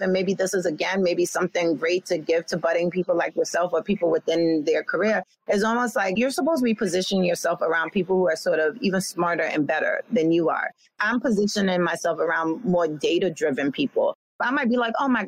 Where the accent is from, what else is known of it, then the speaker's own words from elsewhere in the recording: New York City, New York, United States; I come from a place from Brooklyn, New York, with a real street team mentality